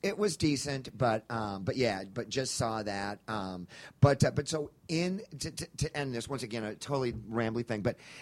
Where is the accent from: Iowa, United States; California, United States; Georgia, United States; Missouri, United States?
Missouri, United States; Kansas City; also born or lived in Chicago, Illinois; I grew up in Kansas City, Missouri, born in Chicago, moved to Kansas City young